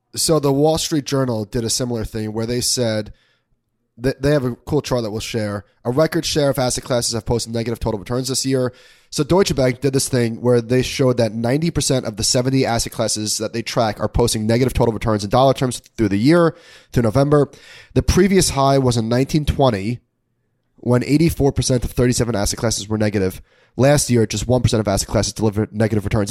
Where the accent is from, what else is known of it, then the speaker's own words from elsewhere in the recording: Long Island, New York, United States; now in Brooklyn, United States; we're in the process of, of looking for a house in my hometown on Long Island.